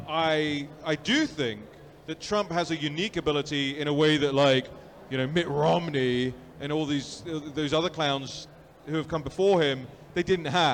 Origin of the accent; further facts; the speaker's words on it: London, United Kingdom; moved away; I was born and raised in London.